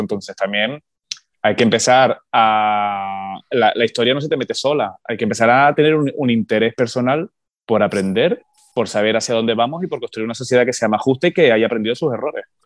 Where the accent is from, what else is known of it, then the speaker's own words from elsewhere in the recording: Canary Islands, Spain; como canarios